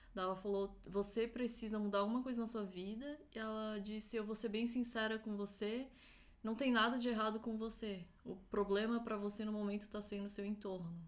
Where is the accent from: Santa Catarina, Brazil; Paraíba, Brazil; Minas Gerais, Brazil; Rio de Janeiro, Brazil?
Santa Catarina, Brazil; Florianópolis; moved away as an adult; now in São Paulo, Brazil; Eu nasci em Florianópolis, cresci lá, morei um tempo em São Paulo